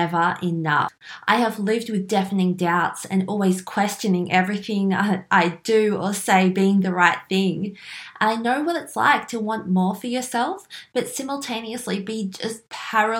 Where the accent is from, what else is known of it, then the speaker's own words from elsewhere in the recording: Melbourne, Victoria, Australia; I was born and raised in Melbourne